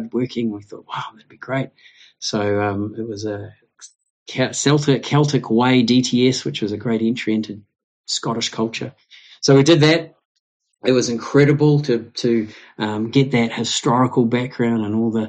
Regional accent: New Zealand; born or raised there; also born or lived in Scotland / Japan

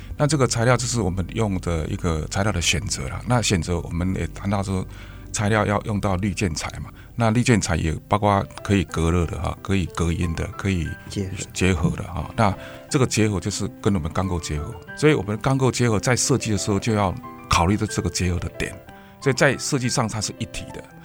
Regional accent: Taiwan; 因为这是我们台湾人的花名

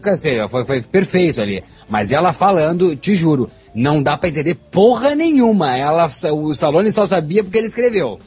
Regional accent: Brazil; Como brasileiro

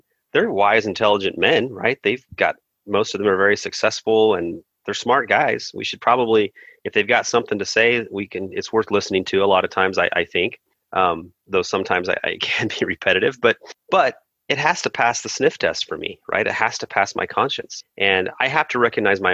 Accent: East Texas, United States; moved away; I grew up in East Texas for a while

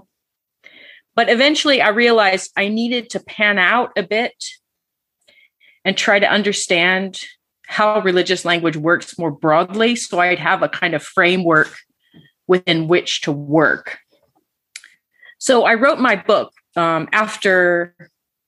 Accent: Georgia, United States; moved away as an adult; also born or lived in Alaska / Atlanta, Georgia; now in England, United Kingdom; I was born in Alaska, but raised mostly in Georgia

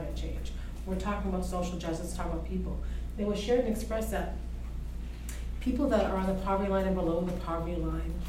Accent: Sault Ste. Marie, Ontario, Canada; My hometown of Sault Ste. Marie

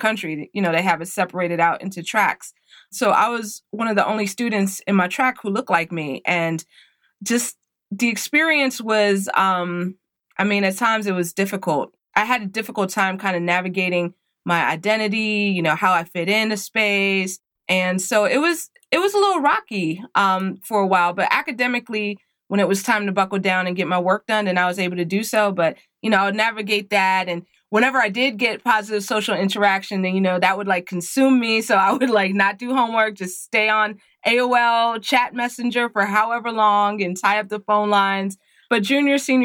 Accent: Alexandria, Virginia, United States; now in Woodbridge, United States; I'm born and raised in Alexandria, Virginia.

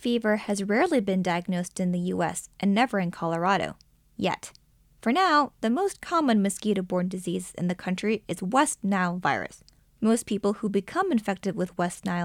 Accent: Thailand; now in United States; growing up in Thailand.

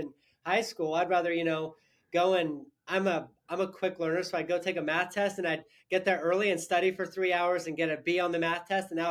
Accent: Sandpoint, Idaho, United States; also born or lived in California; I grew up in actually Sandpoint, Idaho, so not too far from here

